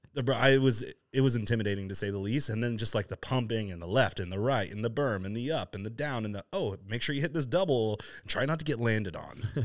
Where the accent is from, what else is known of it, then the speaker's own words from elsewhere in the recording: East Coast, United States; now in Southern California, United States; I, I grew up on the East Coast